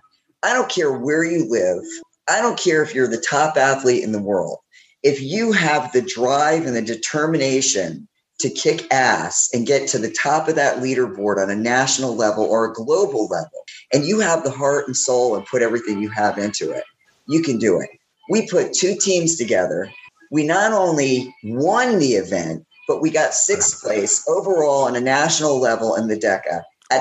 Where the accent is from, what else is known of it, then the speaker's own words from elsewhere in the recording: Connecticut, United States; now in Punta Gorda, United States; I'm originally from Connecticut